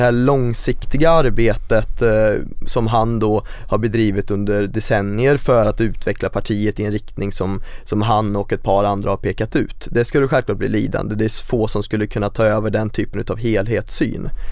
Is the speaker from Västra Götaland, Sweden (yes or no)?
yes; Greby, between Skövde and Töreboda, Västergötland, Västra Götaland, Sweden; now in Gothenburg, Sweden; Växte upp mitt ute i ingenstans och det vore en, en överdrift att kalla det ett samhälle. Det var mer ett geografiskt område som råkade innefatta ett par hus och det heter Greby